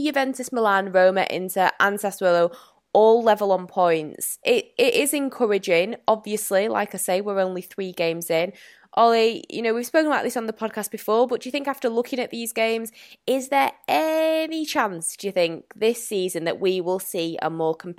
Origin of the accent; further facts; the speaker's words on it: Manchester, North West England, United Kingdom; being a Mancunian